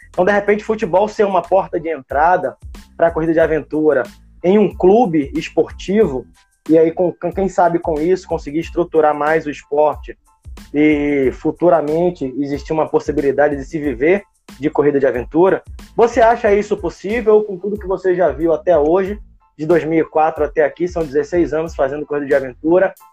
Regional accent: Brazil; eu sou brasileiro, não desisto nunca e ainda tenho esse sonho

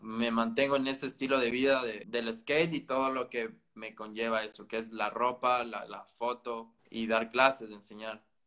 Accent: Ecuador; yo soy ecuatoriano

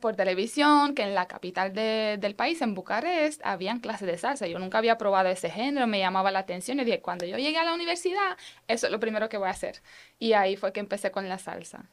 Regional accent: Romania; Spanish is a second language; now in Puerto Rico; vengo de allá

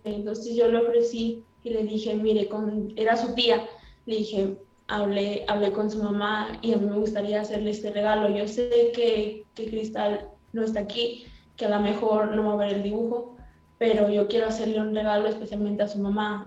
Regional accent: Nuevo Laredo, Tamaulipas, Mexico; soy de Nuevo Laredo, México

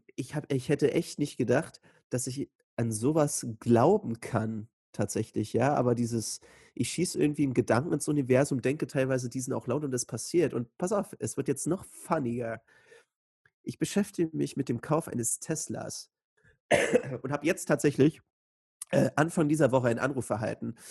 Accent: Joachimsthal, Brandenburg, Germany; in Joachimsthal, also meiner Heimatstadt

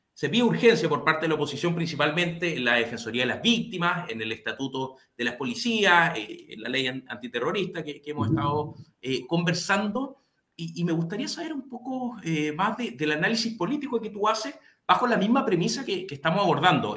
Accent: Chile; como chilenos y chilenas

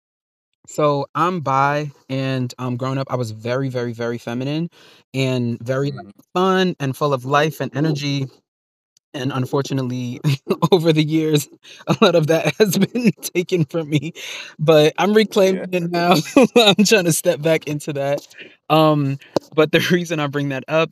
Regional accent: New York City, New York, United States; I grew up in Far Rockaway in New York, and I grew up around black people

